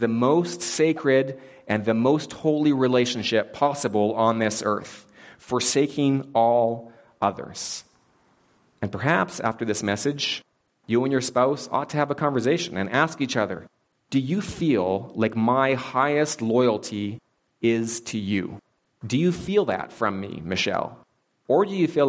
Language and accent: English; Canada; I am Canadian